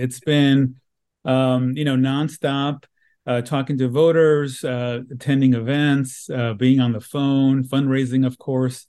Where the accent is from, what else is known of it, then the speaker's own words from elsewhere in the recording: Los Angeles, California, United States; this is my hometown